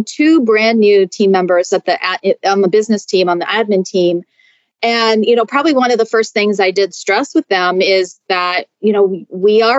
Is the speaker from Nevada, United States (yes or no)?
no; Seattle, Washington, United States; moved away as an adult; now in Denver, United States; I'm originally from Seattle